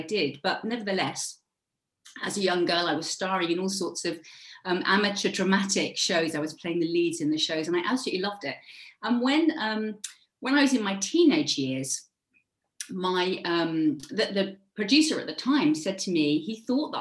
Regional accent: Devon, South West England, United Kingdom; moved away; also born or lived in Cornwall; I was born in Devon. So if any of you have ever been to the UK, it's the very furthest kind of, it's the sort of southwest of the UK. And I grew up there, and then I moved to Cornwall

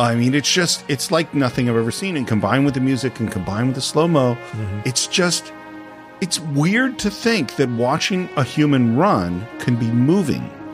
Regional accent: United States; as an American

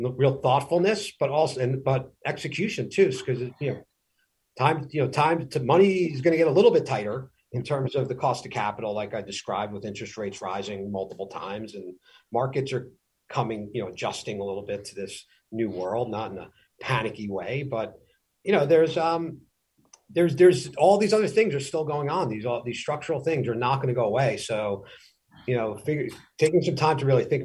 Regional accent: New York City, New York, United States; growing up on Staten Island

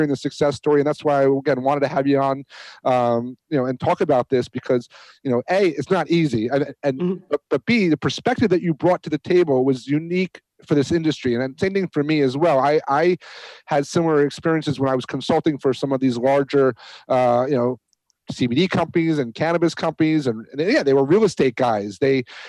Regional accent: upstate New York, United States; moved away; growing up in that area, which was, everyone says, oh, it's upstate New York

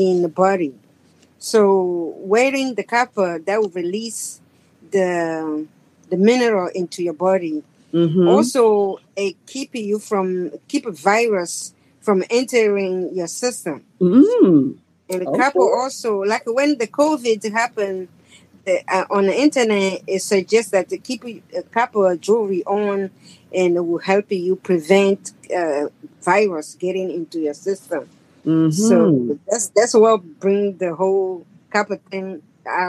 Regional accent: Togo; now in United States; I'm from West Africa, Togo, and I've been here for 43 years

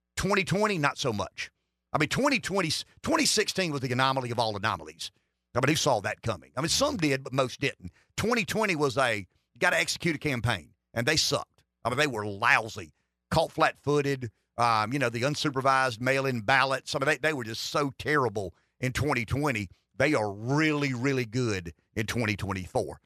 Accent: South Carolina, United States; I'm from South Carolina.

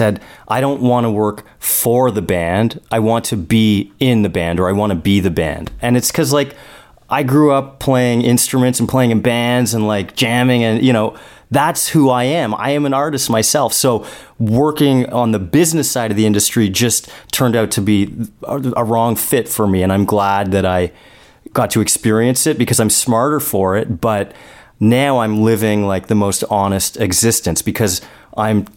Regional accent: Toronto, Ontario, Canada; moved away as an adult; now in Los Angeles, United States; I'm from Toronto

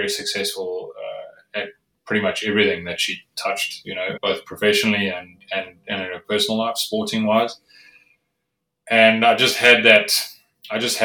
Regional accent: South Africa; I grew up in South Africa

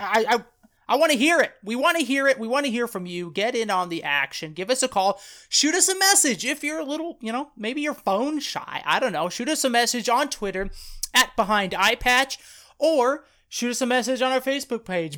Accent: Idaho, United States; Tyler and I come from Idaho

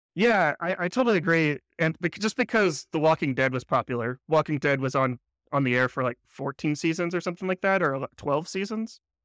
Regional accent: United States; I'm an American

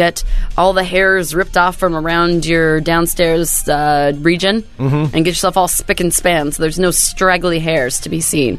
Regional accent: Bremerton, Washington, United States; my hometown of Bremerton, Washington.

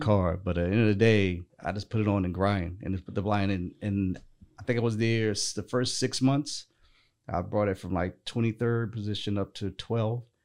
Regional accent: North Carolina, United States; I was actually born and raised in North Carolina

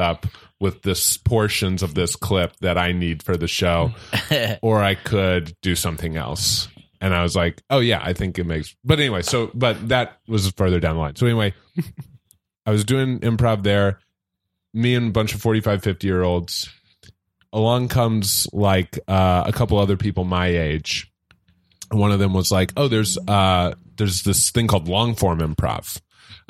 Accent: St. Louis, Missouri, United States; moved away as an adult; also born or lived in Orange County; now in Los Angeles, United States; I'm from St. Louis

